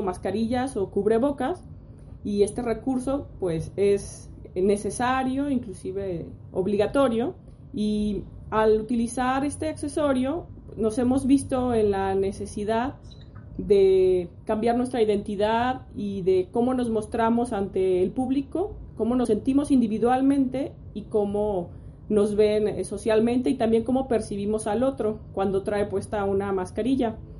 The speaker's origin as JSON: {"language": "Spanish", "country": "Mexico", "said": "nosotros como mexicanos"}